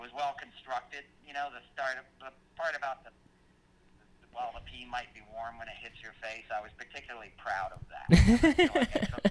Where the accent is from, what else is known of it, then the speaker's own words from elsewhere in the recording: Westchester, New York, United States; also born or lived in Manhattan, New York; I grew up in Westchester outside of the city.